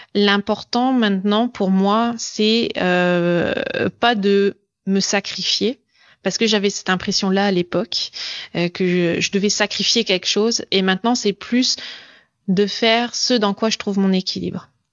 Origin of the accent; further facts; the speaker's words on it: France; moved away as an adult; also born or lived in Montreal, Canada; now in Germany; je suis française d'origine. Euh, j'ai vécu au Canada et maintenant j'habite, euh, j'habite en Allemagne